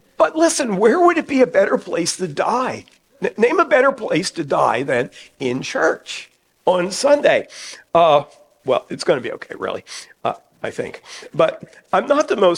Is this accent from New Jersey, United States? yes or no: yes; New Jersey, United States; moved away as an adult; now in Hagerstown, United States; Back in my home state of New Jersey, I grew up in a church involvement in my teenage years